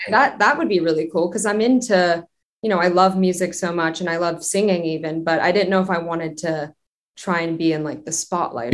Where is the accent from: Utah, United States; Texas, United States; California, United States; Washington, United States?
California, United States; Westlake Village; also born or lived in North Hollywood, Los Angeles; I grew up in the suburbs about 30 minutes from Los Angeles in a town called Westlake Village